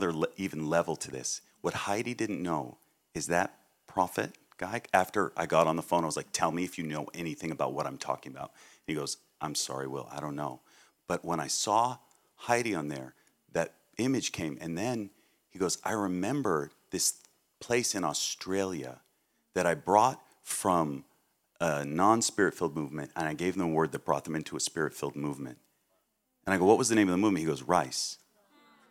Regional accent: Massachusetts, United States; I'm from Massachusetts

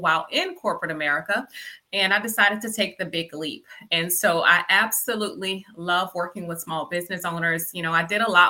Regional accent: Louisiana, United States; I'm from Louisiana.

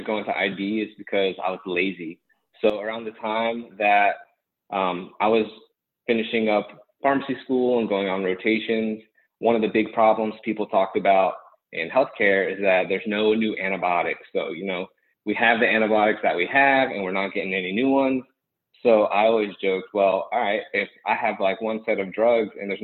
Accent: Gainesville, Florida, United States; also born or lived in Fort Myers, Florida; I'm from the Gainesville area.

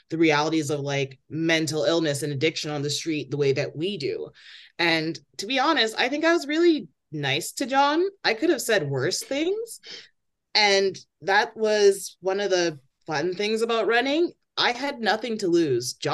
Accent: Toronto, Ontario, Canada; disruptions and rowdiness is a part of growing up in Toronto.

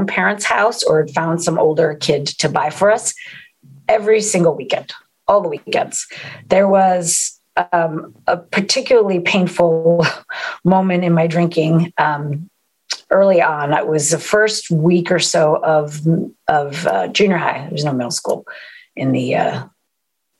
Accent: East Coast, United States; moved away; I'm from the East Coast originally

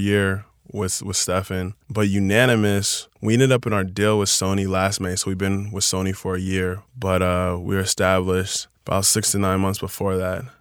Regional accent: Chino Hills, California, United States; I grew up in Chino Hills

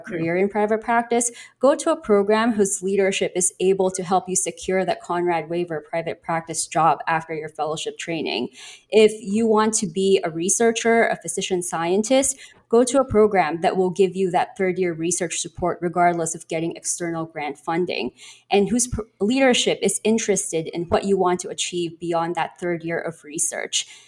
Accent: Philippines; moved away as an adult; now in United States; I'm from the Philippines, and I'm currently here in the United States on a J one visa

